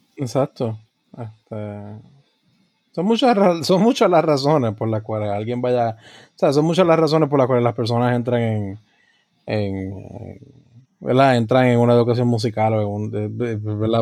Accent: Puerto Rico; nuestra identidad como puertorriqueños

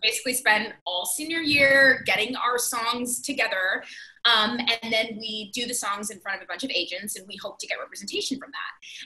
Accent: Miami, Florida, United States; I'm from Miami, Florida

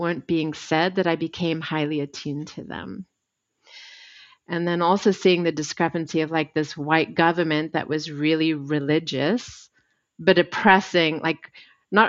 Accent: South Africa; I was born white in South Africa in apartheid.

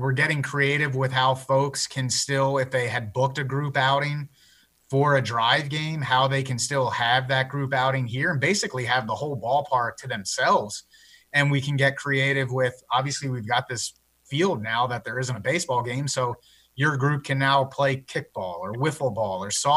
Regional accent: Philadelphia, Pennsylvania, United States; moved away as an adult; also born or lived in Clemson, South Carolina; now in Greenville, United States; I'm originally from Philadelphia

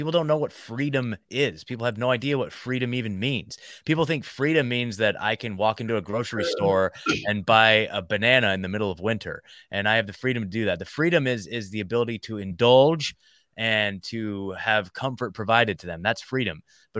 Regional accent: United States; I'm very, very, very proud to be an American

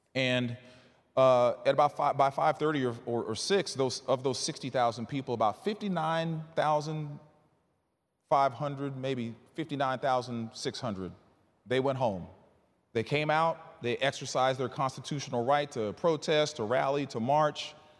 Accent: Bryan, Texas, United States; also born or lived in Northern Virginia; now in Houston, United States; I was raised in Bryan College Station

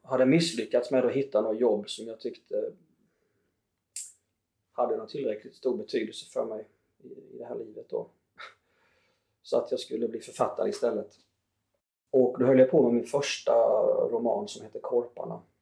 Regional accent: Småland, Sweden; myren hemma i Småland

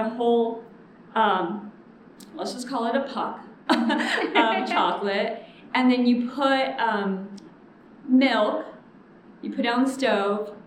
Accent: the Rio Grande Valley, Texas, United States; now in Houston, United States; I am from the Valley.

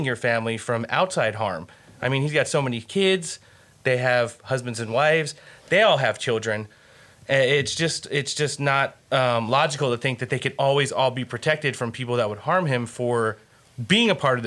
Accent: Northeast, United States; I grew up in the Northeast, the tri-state area

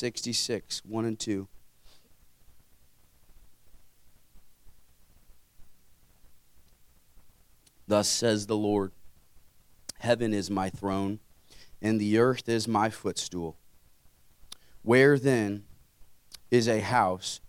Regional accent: Carmel, United States; I grew up in Carmel, wonderful home, wonderful parents, five sisters.

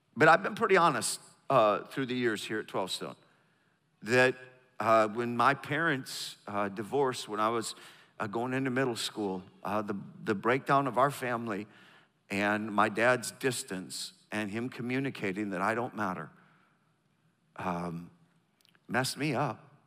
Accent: the North, United States; moved away; I'm from the North, I learned how to do Southern

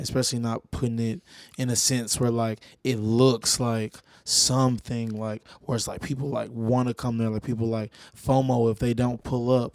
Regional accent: Little Rock, Arkansas, United States; moved away as an adult; also born or lived in Pine Bluff, Arkansas; now in Los Angeles, United States; I'm from Palm Bluff, Arkansas, but I came up out of Little Rock, Arkansas

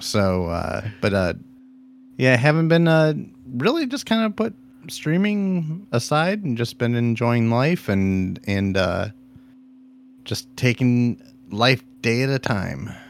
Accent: Ohio, United States; I'm from Ohio

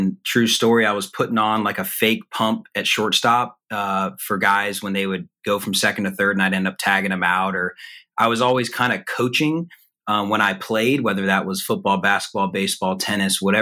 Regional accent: Atlanta, Georgia, United States; moved away as an adult; being back in my hometown of Atlanta

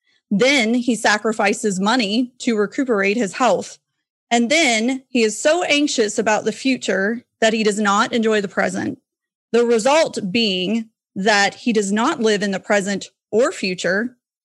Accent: Florida, United States; I am from Florida, you know.

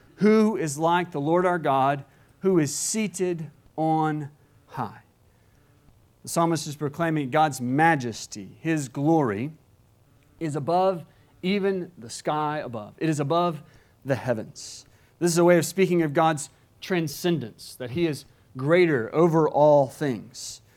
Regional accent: Alabama, United States; moved away; my home state of Alabama

